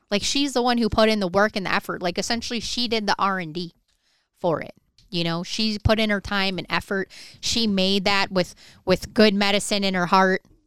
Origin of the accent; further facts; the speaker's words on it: Michigan, United States; moved away; I grew up in Michigan